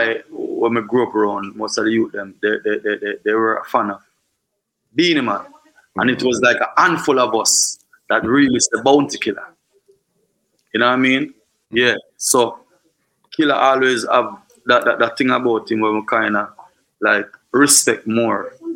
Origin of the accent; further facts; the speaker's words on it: Trelawny Parish, Jamaica; It was always fun, and it's still fun, and it's rough, but mostly fun because we always got beach and we have river in the community.